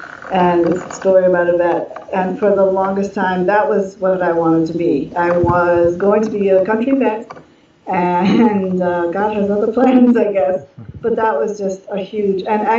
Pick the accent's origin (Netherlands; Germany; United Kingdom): Germany; But I grew up in Germany. My parents are German. My grandparents are German. I have my cousins over in Germany.